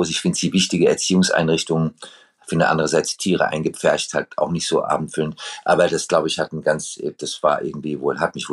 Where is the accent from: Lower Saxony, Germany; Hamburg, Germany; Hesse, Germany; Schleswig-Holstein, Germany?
Hesse, Germany; Frankfurt; also born or lived in Pittsburgh, United States; Ich bin in Frankfurt und Pittsburgh aufgewachsen.